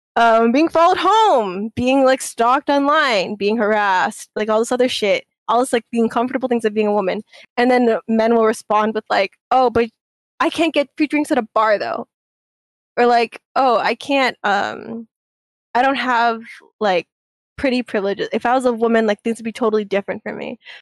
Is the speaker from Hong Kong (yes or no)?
yes; Hong Kong; I'm fucking from Hong Kong